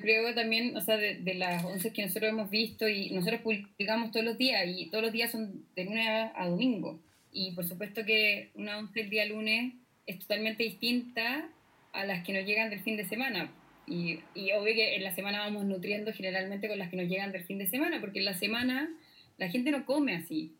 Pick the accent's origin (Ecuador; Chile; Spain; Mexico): Chile; como chilenos le damos